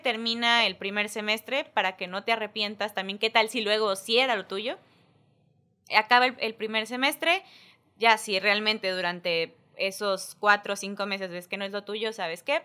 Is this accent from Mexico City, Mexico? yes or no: no; Isla, Veracruz, Mexico; yo nací en Veracruz, este, Jarocha por nombre, pero isleña de corazón nací y me vine para acá, este, pues ahora sí que desde mis primeros días, isleña, isleña, este, estuve todo kinder, primaria, secundaria